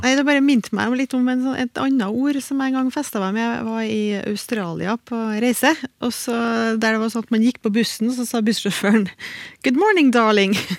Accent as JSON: {"language": "Norwegian", "region": "Trøndelag", "country": "Norway", "accent": "Trøndersk", "said": "I trøndersk, iallfall i min dialekt"}